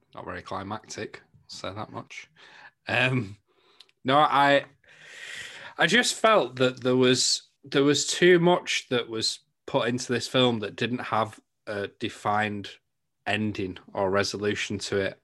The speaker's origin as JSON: {"language": "English", "region": "England", "country": "United Kingdom", "said": "I'm from England"}